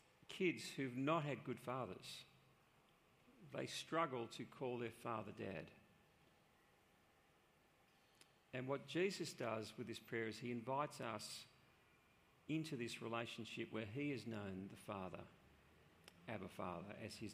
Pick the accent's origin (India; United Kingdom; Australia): Australia; within our cultural setting here in Australia